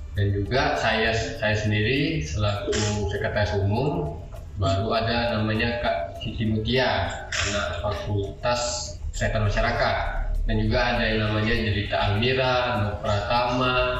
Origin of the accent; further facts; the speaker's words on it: Tanjung Pura, North Sumatra, Indonesia; also born or lived in Medan; asal saya Tanjung Pura